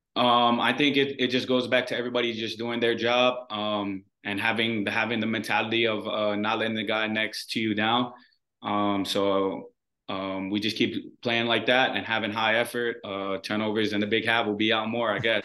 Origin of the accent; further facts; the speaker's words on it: Hawaii, United States; moved away as an adult; the people who are born and raised in Hawaii